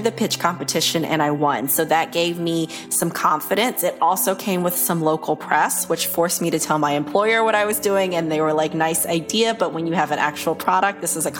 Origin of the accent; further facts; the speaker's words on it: Fayetteville, North Carolina, United States; runs a small trucking company in my hometown of Fayetteville, North Carolina.